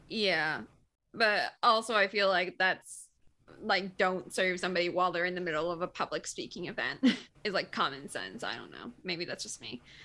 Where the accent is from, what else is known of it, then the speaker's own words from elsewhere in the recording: Michigan, United States; I'm from Michigan. Like, I'm used to the cold